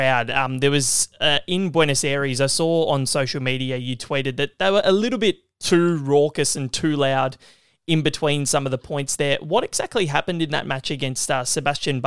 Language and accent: English; Australia; as an Australian and someone who works in the media